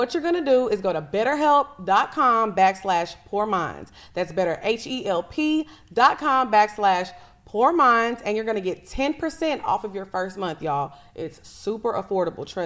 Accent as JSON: {"language": "English", "town": "Orange", "region": "Texas", "country": "United States", "also_born_or_lived": "Houston, Texas", "moved": "yes", "said": "I'm from Fruit City"}